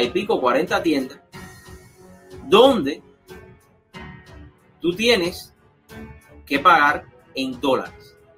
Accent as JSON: {"language": "Spanish", "country": "Cuba", "moved": "yes", "lives_now": "United States", "said": "yo salí de Cuba hace casi 20 años ahorita."}